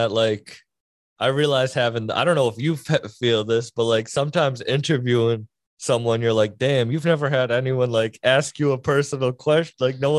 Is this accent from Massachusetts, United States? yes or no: yes; Massachusetts, United States; I mean, I am from Mass.